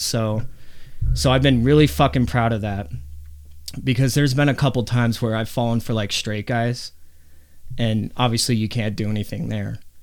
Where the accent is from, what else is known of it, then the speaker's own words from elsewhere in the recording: Arvada, Colorado, United States; You and me, we grew up in Arvada, which is a very white bread town